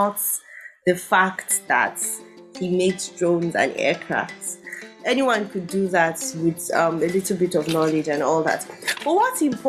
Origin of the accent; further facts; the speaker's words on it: Plateau, Nigeria; I'm from Plateau State.